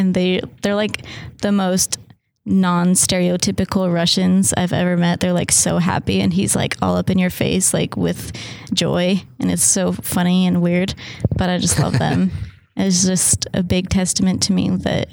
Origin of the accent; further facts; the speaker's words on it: Arizona, United States; I'm from Arizona